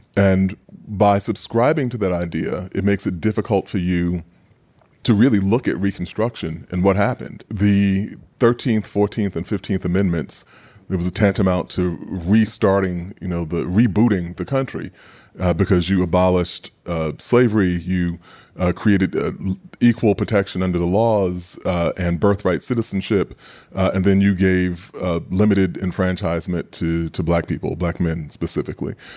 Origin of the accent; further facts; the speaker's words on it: New York City, New York, United States; growing up in Queens